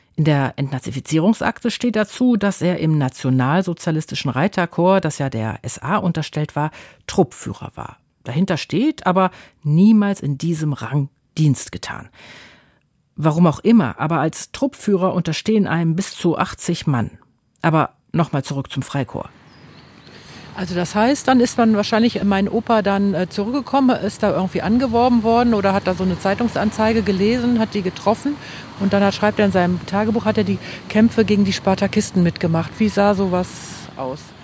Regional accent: Düsseldorf, North Rhine-Westphalia, Germany; weil das ja einfach auch meine Geburtsstadt ist und ähm, ich bin da aufgewachsen

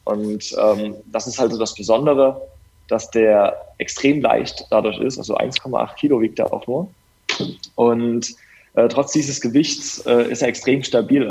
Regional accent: Dresden, Saxony, Germany; ich komme aus Dresden

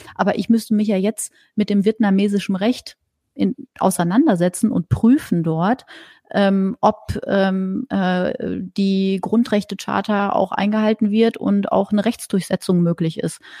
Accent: Germany; bei uns in Deutschland

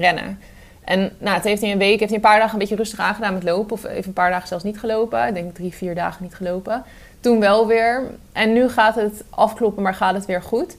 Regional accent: Arnhem, Gelderland, Netherlands; als Arnhemmer

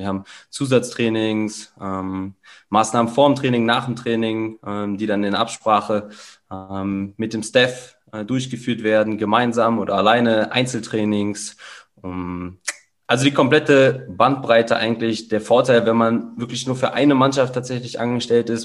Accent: Kassel, Hesse, Germany; also born or lived in Cologne, Germany; now in Salzburg, Austria; geboren in Kassel, achtundzwanzig Jahre

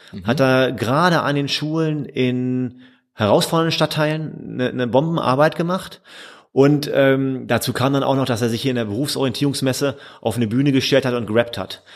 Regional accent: Hildesheim, Lower Saxony, Germany; also born or lived in Münsterland / Rhineland; now in Mülheim, Germany; Ich komme ursprünglich aus der Nähe von Hannover, aus ah. Hildesheim

